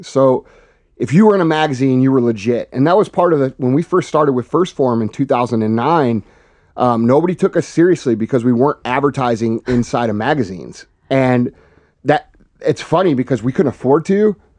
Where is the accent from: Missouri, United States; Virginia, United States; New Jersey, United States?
Missouri, United States; St. Louis; Yeah, basically, you know, I'm just a regular dude from from St. Louis. I grew up in Missouri